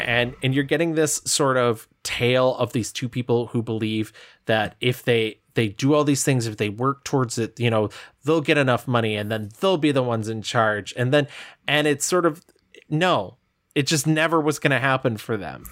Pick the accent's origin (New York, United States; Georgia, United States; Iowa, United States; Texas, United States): New York, United States; Adirondack Mountains, Northern; I was from bumblefuck north, uh, like Adirondack Mountains